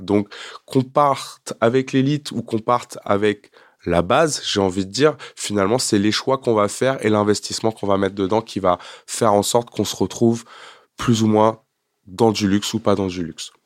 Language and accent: French; France; also born or lived in Quebec, Canada; je suis un vrai Français.